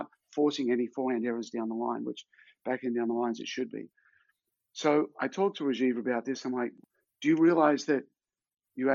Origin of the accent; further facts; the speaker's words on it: Australia; my hometown in Australia